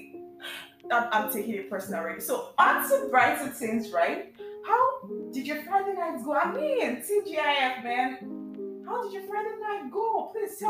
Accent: Lagos, Nigeria; I live in Lagos, I grew up in Lagos.

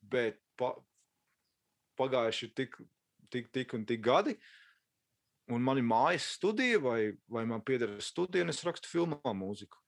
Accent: Latvia; now in Los Angeles, United States; mēs esam latvieši, mēs, mēs runājam latviešu

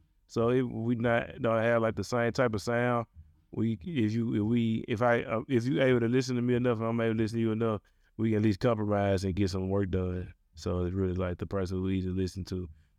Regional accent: Memphis, Tennessee, United States; Yeah, I'm South Memphis. … I'm from South Memphis.

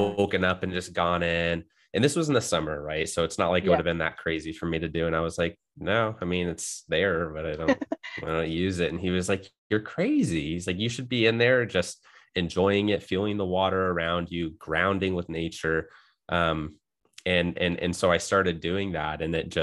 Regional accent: California, United States; also born or lived in New Jersey / Utah; now in Idaho, United States; I grew up in California, spent some time in New Jersey. And so I've been all over the States, and school in Utah, and living up in Idaho now

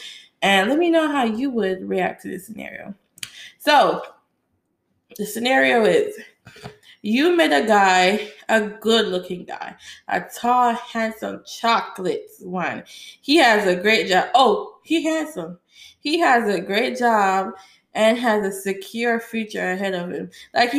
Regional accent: Jamaica; now in United States; And I had no American background because, you know, I came from Jamaica.

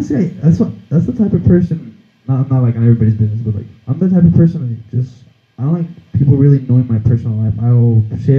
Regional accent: El Paso, Texas, United States; born there; also born or lived in Mexico City, Mexico / Juarez, Mexico; I was born here in El Paso, and then I went to Mexico City to live for a couple of years. Came to Juarez, and then I came back to El Paso.

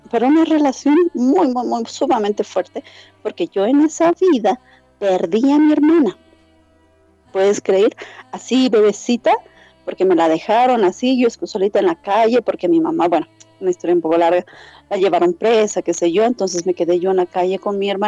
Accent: Bolivia; soy la única boliviana registrada por el momento en la página oficial de Quantum Healing Hypnosis Technique

